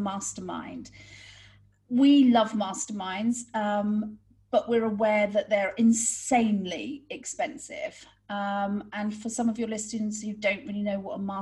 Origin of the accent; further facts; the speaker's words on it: United Kingdom; moved away; we're British